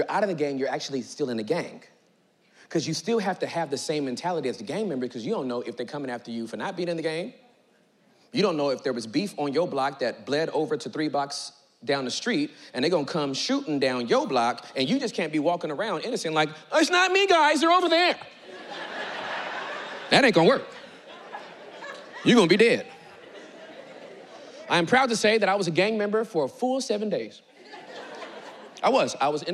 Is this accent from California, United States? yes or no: yes; Inglewood, California, United States; I was born and raised in Southern California, Inglewood.